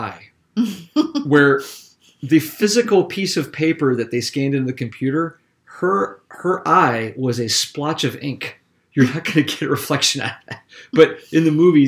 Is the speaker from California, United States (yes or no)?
no; South Carolina, United States; I'm from South Carolina